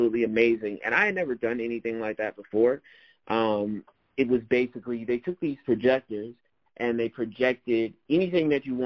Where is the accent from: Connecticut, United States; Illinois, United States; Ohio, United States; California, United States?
Illinois, United States; Chicago; born and raised in Chicago